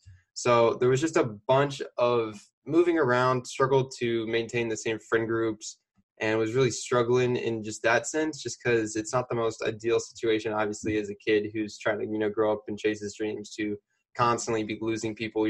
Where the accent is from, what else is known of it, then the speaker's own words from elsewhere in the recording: Kansas City, Missouri, United States; I'm from Kansas City, Missouri in the Midwest